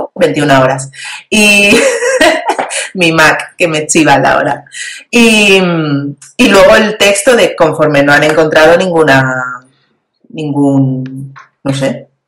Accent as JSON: {"language": "Spanish", "country": "Spain", "said": "yo soy española"}